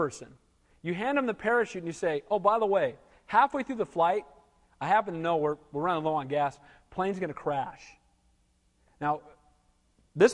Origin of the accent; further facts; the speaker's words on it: Santa Cruz, California, United States; moved away as an adult; also born or lived in Seattle / Denver / Kansas City / Lancaster; I grew up in Santa Cruz, but I left this place for 15 years before I came back to be the pastor here.